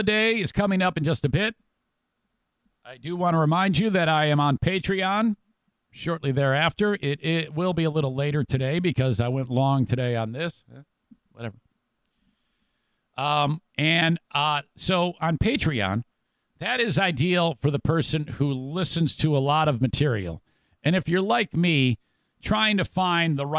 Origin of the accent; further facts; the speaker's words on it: Midland, Michigan, United States; so are we